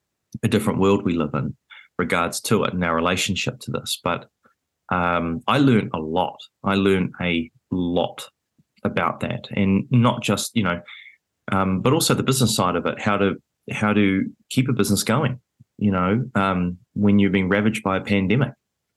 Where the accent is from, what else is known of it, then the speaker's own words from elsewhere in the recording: New Zealand; it was a very rare position to be in as a Kiwi, being at basically one of the big, big cities in the world